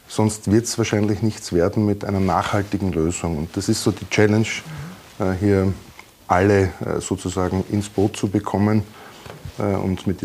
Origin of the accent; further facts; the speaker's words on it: Burgenland, Austria; als Burgenländer, egal in welcher Region man geboren ist, aufgewachsen ist, kennt man den Neusiedlersee.